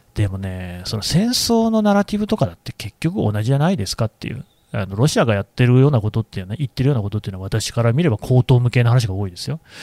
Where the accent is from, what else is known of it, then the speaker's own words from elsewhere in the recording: Aichi, Japan; 私、愛知出身なんだけど